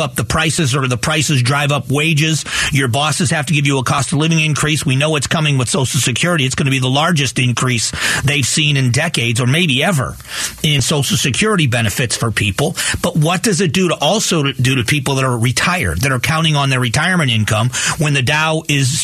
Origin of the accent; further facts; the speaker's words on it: Fort Myers, Florida, United States; also born or lived in Cleveland, Ohio; now in Arizona, United States; I moved from Cleveland, Ohio, where I was born, to Southwest Florida in Fort Myers, Florida. I moved there in 1978 with my family. I was 11 years old. And so I grew up in Southwest Florida